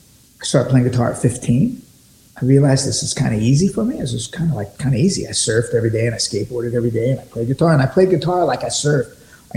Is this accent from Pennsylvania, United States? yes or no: no; San Diego, California, United States; also born or lived in Hollywood; And growing up in San Diego, North County, our bands could play all those songs and the kids liked them all.